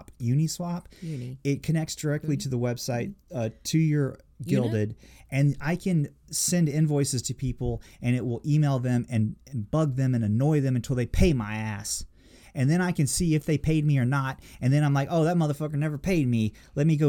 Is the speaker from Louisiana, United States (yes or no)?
yes; New Orleans, Louisiana, United States; I was born in New Orleans